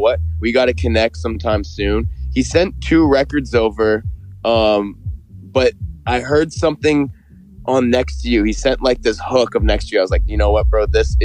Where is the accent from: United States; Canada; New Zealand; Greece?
Canada; Toronto, Ontario; We grew up in Canada